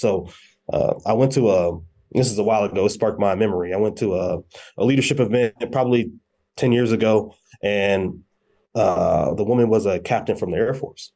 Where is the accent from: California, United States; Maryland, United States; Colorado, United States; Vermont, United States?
Colorado, United States; Colorado Springs; originally from Colorado Springs, Colorado. Uh, grew up, uh, in Colorado Springs